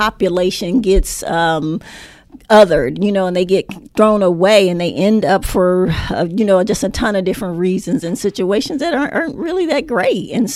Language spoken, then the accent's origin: English; Los Angeles, California, United States; moved away; I grew up in Los Angeles, grew up in South Central L.A., about four blocks from the L.A. Sports Arena